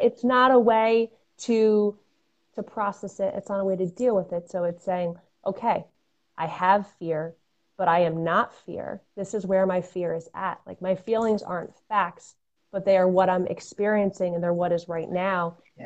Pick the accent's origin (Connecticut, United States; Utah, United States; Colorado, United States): Connecticut, United States; Fairfield County; I'm a Connecticut native. I grew up in Fairfield County.